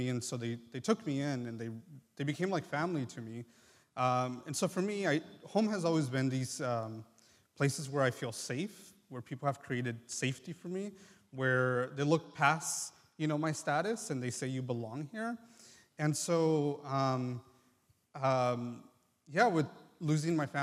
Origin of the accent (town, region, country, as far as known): United States; born or raised there; first language Triqui; English is a second language; also born or lived in Mexico